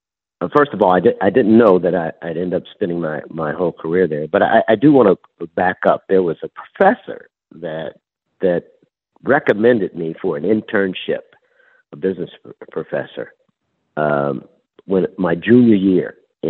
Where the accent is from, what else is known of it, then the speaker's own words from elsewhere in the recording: Akron, Ohio, United States; Akron, Ohio.